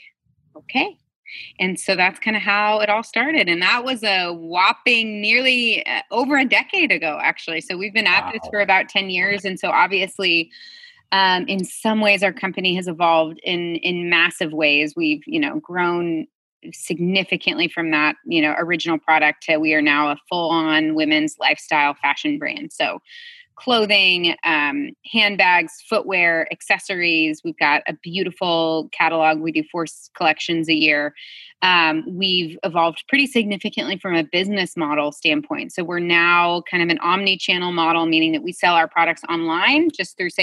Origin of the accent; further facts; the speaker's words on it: Midwest, United States; also born or lived in Uganda; I grew up in the Midwest